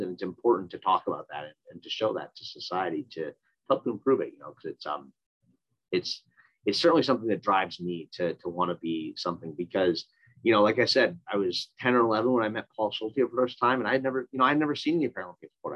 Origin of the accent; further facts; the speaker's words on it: Minnesota, United States; I grew up in Minnesota.